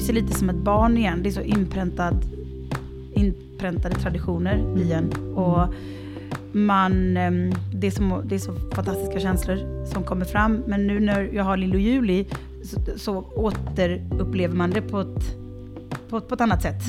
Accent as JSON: {"language": "Swedish", "town": "Varberg", "region": "Halland County", "country": "Sweden", "tie": "born or raised there", "moved": "as an adult", "said": "när vi har firat hemma i Sverige, när jag var um, i, i tonåren så gick vi till kyrkan och lyssnade på Varbergs kammarkör"}